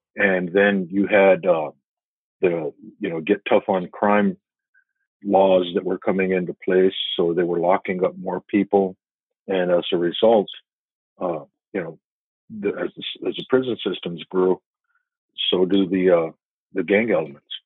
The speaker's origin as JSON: {"language": "English", "town": "Tucson", "region": "Arizona", "country": "United States", "tie": "born or raised there", "also_born_or_lived": "central New Mexico", "moved": "as an adult", "said": "I, spent my school years, my school age years, actually growing up in Tucson."}